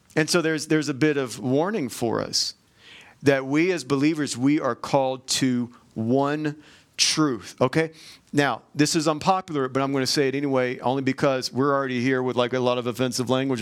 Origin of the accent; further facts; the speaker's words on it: Georgia, United States; I'm from Georgia